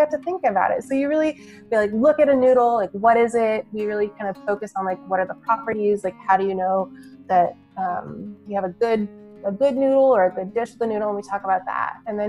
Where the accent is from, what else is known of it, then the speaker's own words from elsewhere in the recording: Midwest, United States; You know, I grew up in the Midwest, where as a UX professional, you definitely have to do a little bit of everything.